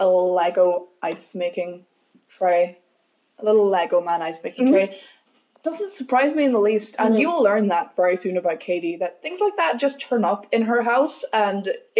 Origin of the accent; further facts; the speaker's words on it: United States; I am American